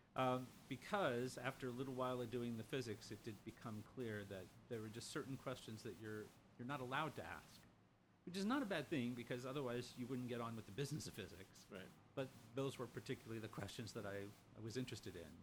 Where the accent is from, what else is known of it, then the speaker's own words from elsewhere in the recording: Lima, Ohio, United States; now in Chicago, United States; I grew up just a couple of miles from where he was born